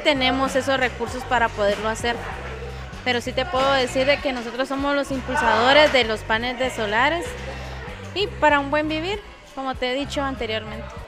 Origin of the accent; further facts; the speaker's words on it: Guatemala; somos guatemaltecos